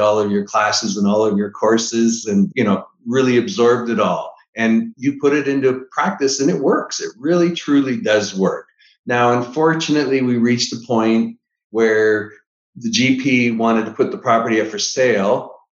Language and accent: English; Niagara Falls, Ontario, Canada; moved away; I'm from Niagara Falls, Canada originally